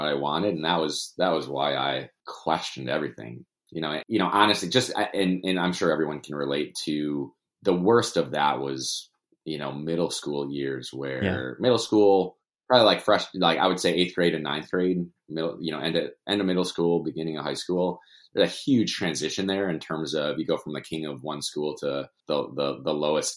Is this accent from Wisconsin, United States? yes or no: yes; Milwaukee, Wisconsin, United States; also born or lived in Madison; Born and raised in Milwaukee